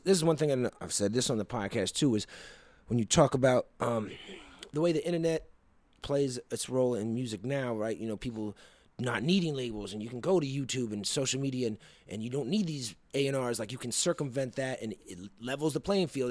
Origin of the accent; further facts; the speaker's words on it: East Coast, United States; Growing up in the East Coast, you know, I was riding the subway most of my life.